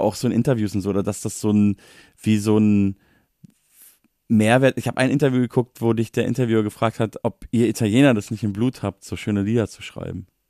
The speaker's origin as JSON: {"language": "German", "town": "Munich", "region": "Bavaria", "country": "Germany", "said": "Ich komme ja auch noch aus München"}